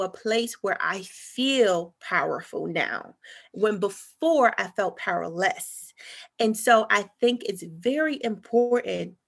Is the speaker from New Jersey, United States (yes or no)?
yes; North New Jersey, United States; where I'm from North New Jersey, and it was just primarily just all Black people